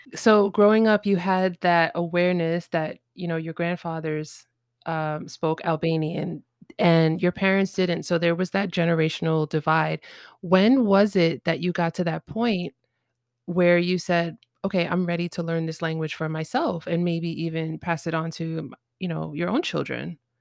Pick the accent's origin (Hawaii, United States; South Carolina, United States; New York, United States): New York, United States; New York City; I'm born and raised in New York City